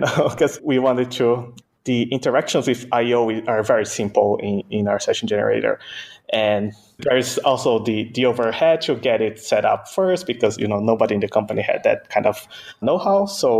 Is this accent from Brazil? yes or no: yes; Brazil; born there; first language Portuguese; English is a second language; So my native language is actually Portuguese. So I was born in Brazil. I'm a Japanese Brazilian, so my native language is Portuguese. Second language is English.